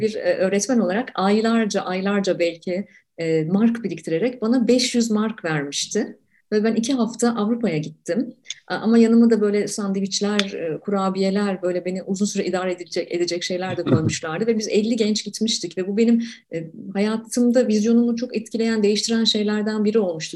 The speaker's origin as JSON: {"language": "Turkish", "region": "Ankara", "country": "Turkey", "tie": "born or raised there", "said": "ben Ankara'daki ilk gençliğimde çocukluğumda e, Ankara'da yaşarken"}